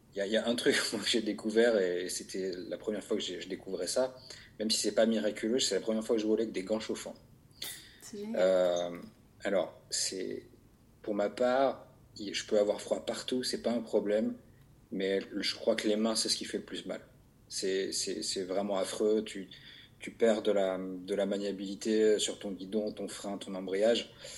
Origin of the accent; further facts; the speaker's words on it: Vaucluse, Provence-Alpes-Côte d'Azur, France; j'ai grandi dans le Vaucluse